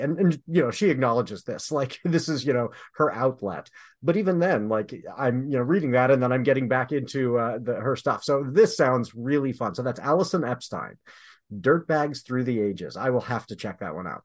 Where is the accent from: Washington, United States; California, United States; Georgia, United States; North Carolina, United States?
California, United States; Southern; moved away; I grew up in Southern California where drive-bys were a thing